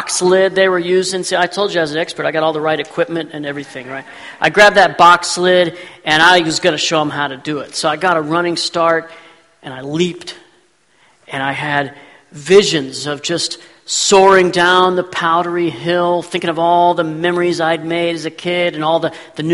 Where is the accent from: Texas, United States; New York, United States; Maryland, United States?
Texas, United States; growing up in Texas, we didn't have any snow